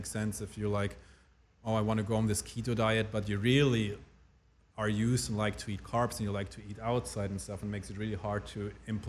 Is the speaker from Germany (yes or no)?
yes; Germany; also born or lived in Switzerland; So this is why I preferred growing up in Germany more than Switzerland